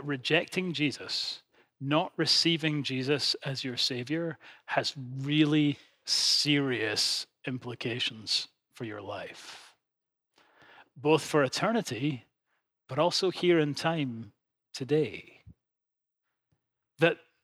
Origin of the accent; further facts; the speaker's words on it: Edinburgh, Scotland, United Kingdom; my hometown of Edinburgh